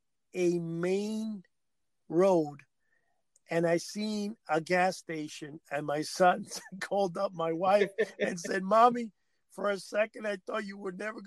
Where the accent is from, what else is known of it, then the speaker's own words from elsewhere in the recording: New Jersey, United States; I didn't have one because I'm from New Jersey